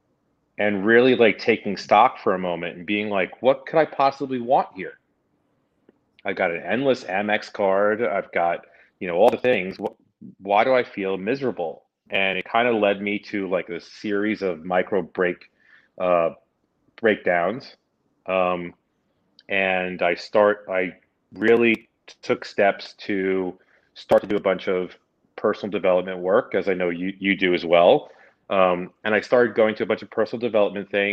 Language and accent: English; New York City, New York, United States; moved away as an adult; I'm a New York City native. I grew up in New York.